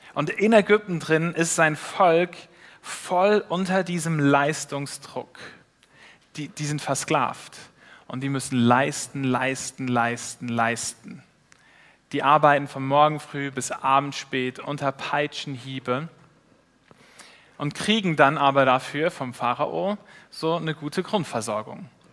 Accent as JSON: {"language": "German", "country": "Switzerland", "said": "als Schweizer"}